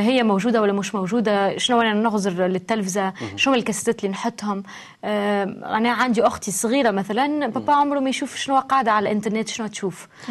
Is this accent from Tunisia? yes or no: yes; Tunisia; انا تونسيه نعم. وولدي تونسي